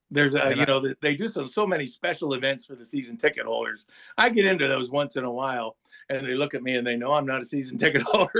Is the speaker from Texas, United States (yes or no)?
no; Warren, Ohio, United States; born there; But it comes back to I was born in Warren, Ohio.